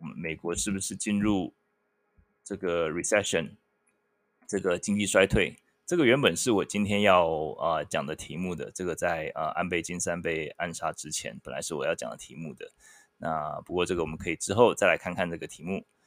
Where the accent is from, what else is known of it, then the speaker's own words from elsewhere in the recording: Taiwan; moved away; 我一个台湾人，我，我聊美国经济